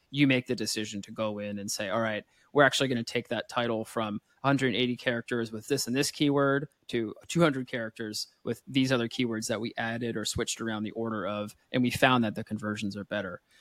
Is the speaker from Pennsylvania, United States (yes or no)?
yes; Pennsylvania, United States; now in France; I'm from Pennsylvania, though I do live here in France